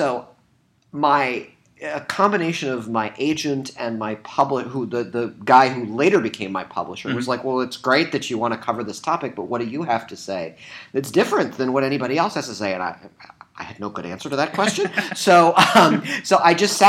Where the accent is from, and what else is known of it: Southeast Michigan, United States; born or raised there